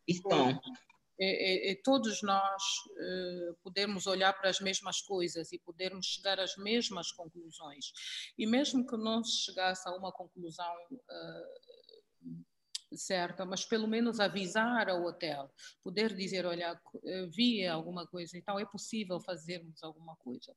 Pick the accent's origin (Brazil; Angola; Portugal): Angola; moved away as an adult; also born or lived in South Africa; eu não era sul-africana, eu venho de Angola, onde eh, nós eh, não existe o racismo